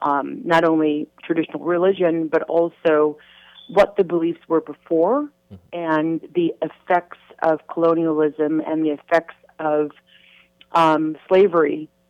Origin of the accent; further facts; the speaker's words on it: New York City, New York, United States; I was born in New York City mm-hmm. in the village of Harlem.